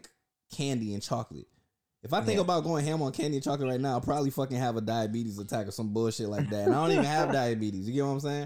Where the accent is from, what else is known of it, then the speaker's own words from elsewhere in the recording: Orlando, Florida, United States; also born or lived in Newark, New Jersey; I grew up in the hood, Pine Hills in Orlando, Florida